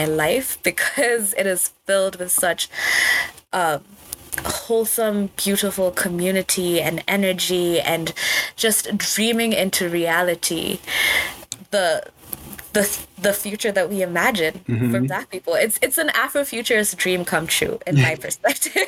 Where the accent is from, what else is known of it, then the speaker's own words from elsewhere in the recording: Kenya; moved away as an adult; I'm from Kenya